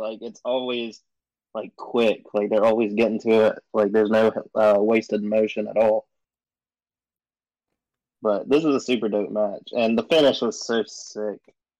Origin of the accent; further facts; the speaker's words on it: the South, United States; I am from the South.